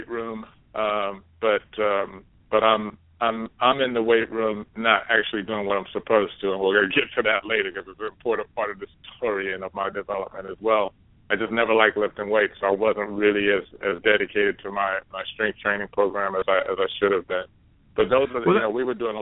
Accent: Dallas, Texas, United States; I'm growing up in Dallas, Texas

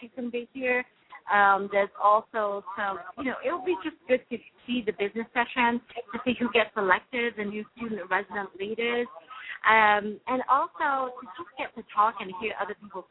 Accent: United Kingdom; accent: British; now in United States; my British accent will be on full force there

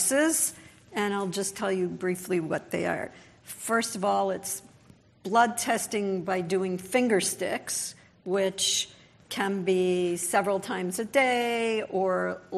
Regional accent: Los Angeles, California, United States; I'm from Los Angeles.

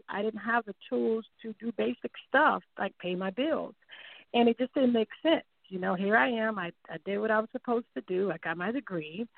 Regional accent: Miami, Florida, United States; moved away as an adult; now in Myrtle Beach, United States; I originally was born and raised in Miami

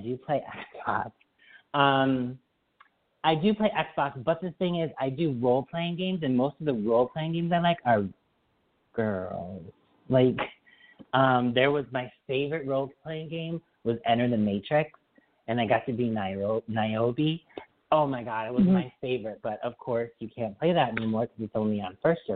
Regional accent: Springfield, Massachusetts, United States; now in Boston, United States; I'm moving from Boston back to Springfield. I'm moving back home

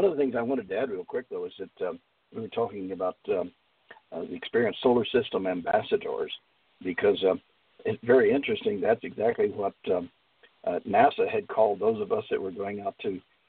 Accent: San Antonio, Texas, United States; October 1942 at Fort Sam Houston, San Antonio, San Antonio, New Mexico, Texas. I'm sorry, Texas. I'm a Texan, I guess.

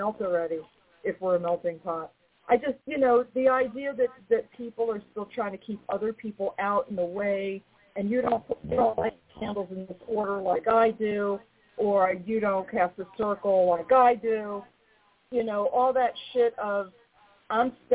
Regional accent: New York, United States; I'm a New Yorker

